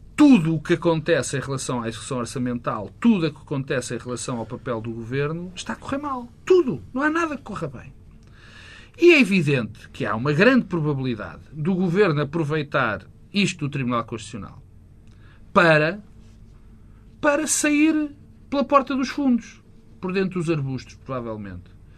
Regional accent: Portugal; como português

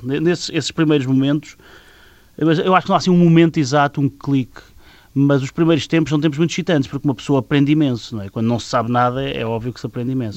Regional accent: Leiria, Leiria District, Portugal; also born or lived in Cortes; Sou da de Leiria

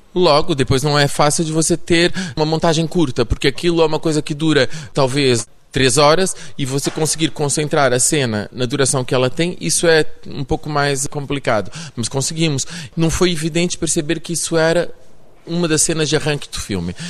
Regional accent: São Paulo, Brazil; accent: paulista; moved away as an adult; now in Portugal; Eu nasci no Brasil

